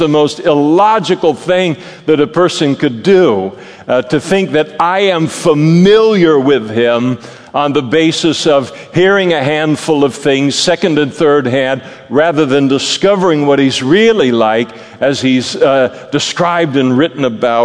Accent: Napa, California, United States; moved away as an adult; now in Modesto, United States; God moved me from Napa to Modesto in order to be a pastor

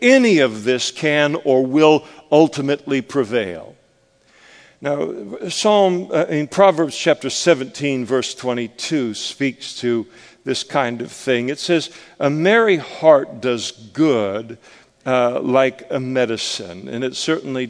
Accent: Scotland, United Kingdom; I'm a Scot

